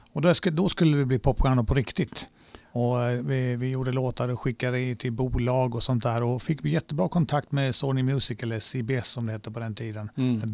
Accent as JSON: {"language": "Swedish", "town": "Malmö", "region": "Skåne", "country": "Sweden", "tie": "born or raised there", "also_born_or_lived": "Småland / Spain", "said": "när jag kom tillbaks till Sverige när mina föräldrar skildes så blev det Malmö"}